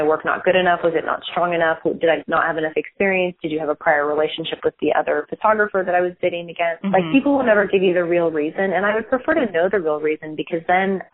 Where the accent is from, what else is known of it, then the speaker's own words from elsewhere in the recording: San Francisco, California, United States; moved away as an adult; also born or lived in Texas; now in Dallas, United States; So I grew up in San Francisco and I went to college in Texas.